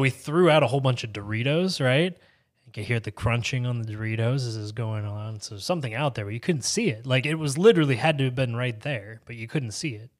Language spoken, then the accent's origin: English; Bradford, Pennsylvania, United States; moved away; It's a little town called Bradford, Pennsylvania